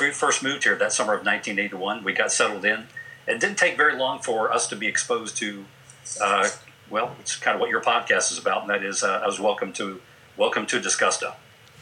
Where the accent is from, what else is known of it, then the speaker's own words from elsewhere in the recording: DeLand, Florida, United States; now in Augusta, United States; My hometown is DeLand, Florida